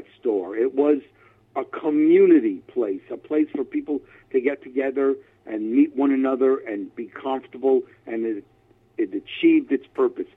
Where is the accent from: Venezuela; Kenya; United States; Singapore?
United States; New York City, New York; moved away as an adult; also born or lived in Far Rockaway, Queens / Massapequa, Long Island; now in San Francisco Bay Area, United States; Grew up in Manhattan, Lower East Side